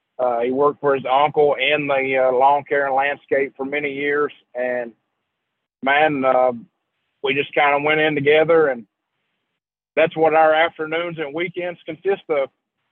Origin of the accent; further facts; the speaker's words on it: Portland, Tennessee, United States; I've been raised here my whole life.